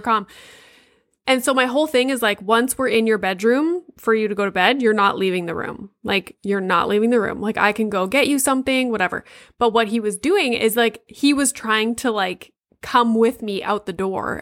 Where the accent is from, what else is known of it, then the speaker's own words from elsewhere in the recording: Sudbury, Ontario, Canada; I'm from Sudbury, so, like, up there.